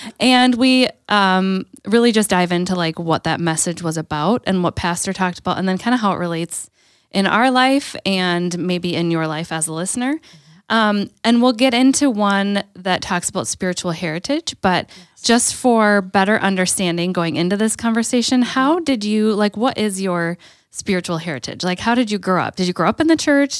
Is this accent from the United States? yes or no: yes; Green Bay, Wisconsin, United States; growing up in Green Bay